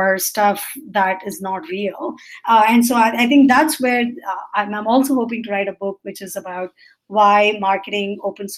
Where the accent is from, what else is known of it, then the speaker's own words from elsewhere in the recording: India; I'm Indian, so I grew up in the way my parents asked me